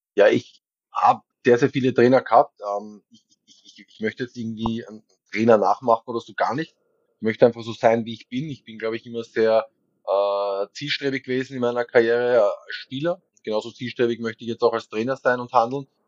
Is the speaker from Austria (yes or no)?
yes; Vienna, Austria; moved away as an adult; also born or lived in Munich / Düsseldorf / Nuremberg / Aarau; weil ich da wirklich nicht in Wien gewohnt habe, aber das ist meine Heimatstadt